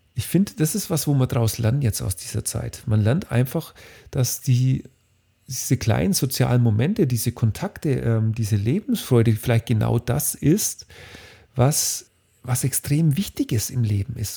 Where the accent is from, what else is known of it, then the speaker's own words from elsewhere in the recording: Bavaria, Germany; Bei uns in Bayern